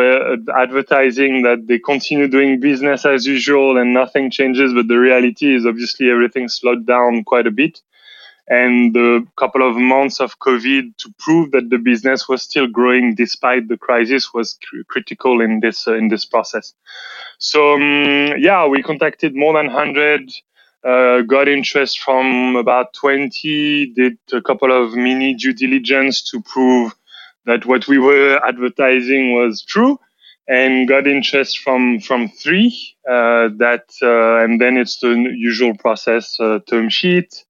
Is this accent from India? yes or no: no; France; English is a second language; moved away; as you can surely hear, I come from France.